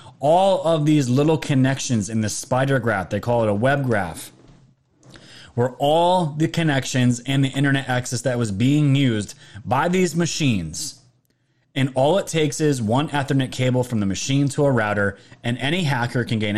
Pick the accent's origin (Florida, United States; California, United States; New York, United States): New York, United States; I'm from New York